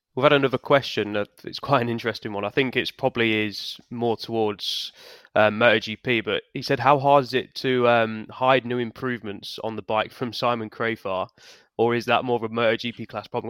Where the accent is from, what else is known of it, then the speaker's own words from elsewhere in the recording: United Kingdom; we're obviously British